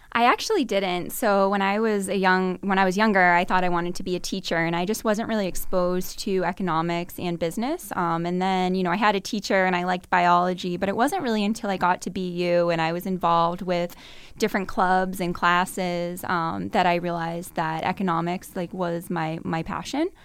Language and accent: English; Burlington, Massachusetts, United States; I'm from Burlington, Massachusetts, which is just about, I believe, sixteen miles from here, um, north of Boston.